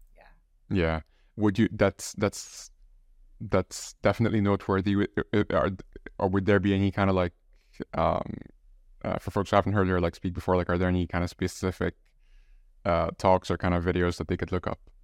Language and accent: English; Egypt; I'm from Egypt